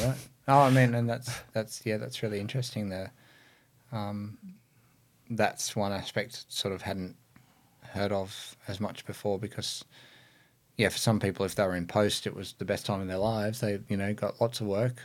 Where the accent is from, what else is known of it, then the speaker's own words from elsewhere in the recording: Lithgow, New South Wales, Australia; I grew up in the Blue Mountains. You know, there's wasn't a lot going on in Lithgow at that time.